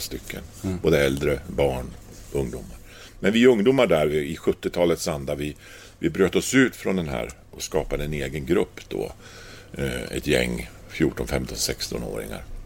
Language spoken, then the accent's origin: Swedish; Östersund, Jämtland, Sweden; moved away as an adult; now in Gävle, Sweden; jag är från Östersund, uh, liten småstad